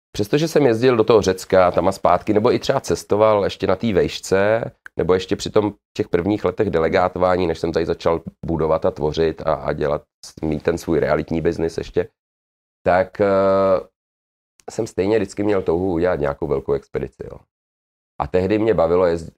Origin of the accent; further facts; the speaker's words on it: Prague, Czechia; moved away as an adult; also born or lived in Angola; now in Japan; Já jsem Pražák křtěný Vltavou